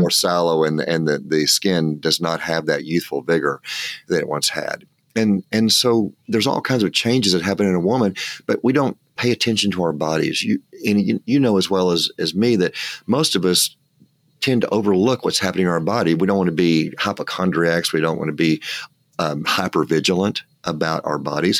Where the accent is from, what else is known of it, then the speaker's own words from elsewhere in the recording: West Texas, United States; I'm from West Texas